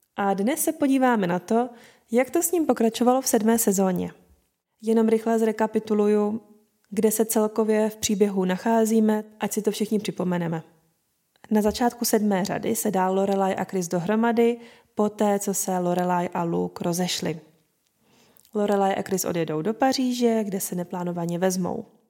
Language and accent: Czech; Moravia, Czechia; u nás na Moravě